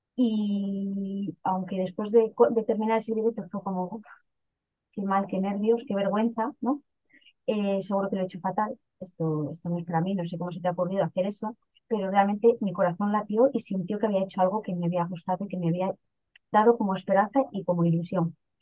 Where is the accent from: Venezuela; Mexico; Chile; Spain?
Spain; León, Castile and León; soy de una ciudad pequeñita al norte que se llama León, pero realmente vengo de un pueblecito de 30 habitantes que se llama Solanilla, muy cerquita de la ciudad de León.